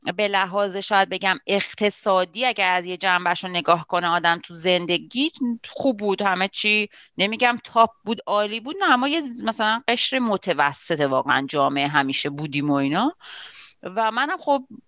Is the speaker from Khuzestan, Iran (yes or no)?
no; Tehran, Tehran Province, Iran; moved away as an adult; now in Laval, Canada; حدود پنج سال و نیمه که از ایران تهران اومدم کانادا